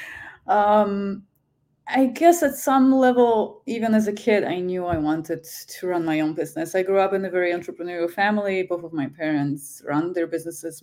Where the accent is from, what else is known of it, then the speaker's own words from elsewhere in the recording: Krakow, Lesser Poland, Poland; moved away as an adult; now in Canada; I'm from Krakow